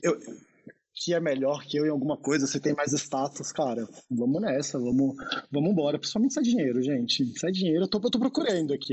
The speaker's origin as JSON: {"language": "Portuguese", "town": "Brasília", "region": "Federal District", "country": "Brazil", "said": "Eu sou brasiliense"}